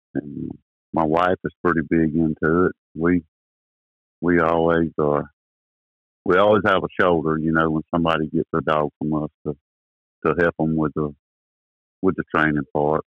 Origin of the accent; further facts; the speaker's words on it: Wilmington, United States; I was born here in Wilmington, same place I live on, in 1963.